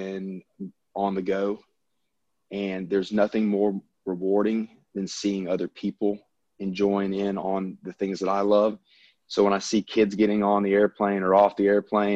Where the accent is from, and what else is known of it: the South, United States; accent: Southern; now in Louisiana, United States